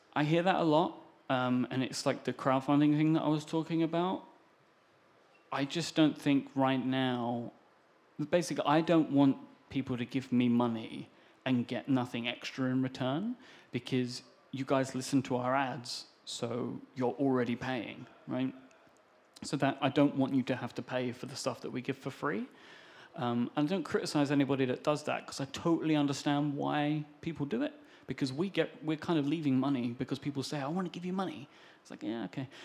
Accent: United Kingdom; I am British.

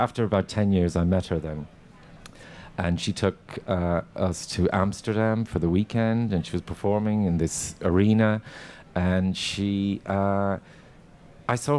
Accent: Ireland; when I was growing up, because we grew up on Irish television

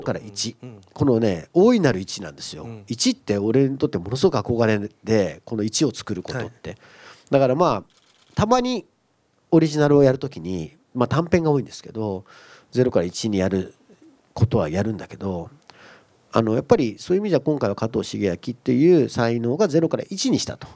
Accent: Kumamoto, Japan; moved away; 故郷の熊本

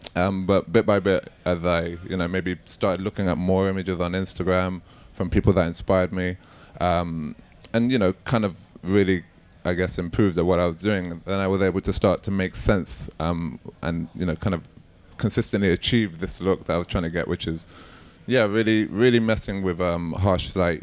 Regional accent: London, United Kingdom; I'm born and raised in East London

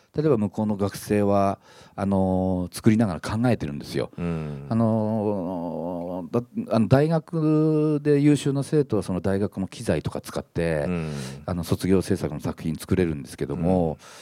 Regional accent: Morioka, Iwate, Japan; moved away; also born or lived in Akita / Tokyo; 僕盛岡出身なんで秋田放送局に配置され

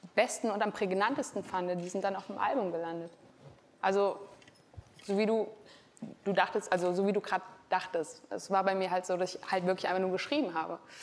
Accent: Frankfurt, Hesse, Germany; wenn ich wieder in meiner Homebase bin in Frankfurt

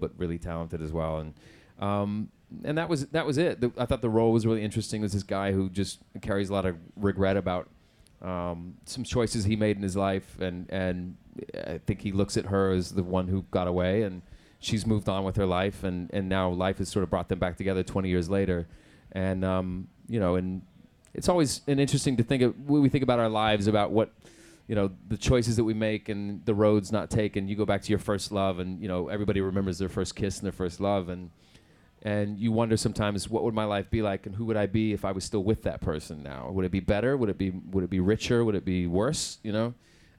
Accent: Oklahoma, United States; accent: Southern American; moved away; I grew up in Oklahoma

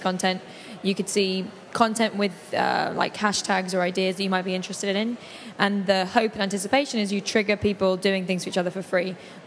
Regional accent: London, United Kingdom; moved away as an adult; now in New York, United States; I grew up in London and have lived in New York for a few years

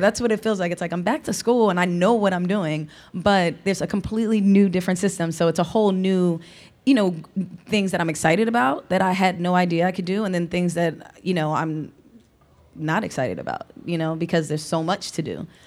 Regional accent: Philadelphia, Pennsylvania, United States; also born or lived in Lower Merion, Pennsylvania / Los Angeles; now in Philadelphia, United States; I'm from Philly

